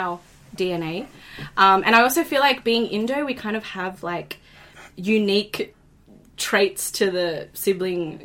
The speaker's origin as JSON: {"language": "English", "country": "Australia", "tie": "born or raised there", "said": "we've grown up being Australian, being Indonesian, also being Muslim"}